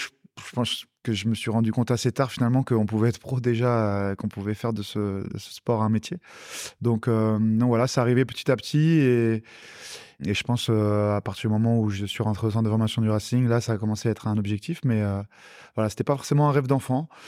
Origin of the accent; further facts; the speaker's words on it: Strasbourg, Grand Est, France; born there; bah, Je suis né à Strasbourg euh, parce que la famille du côté de ma maman est, alsacienne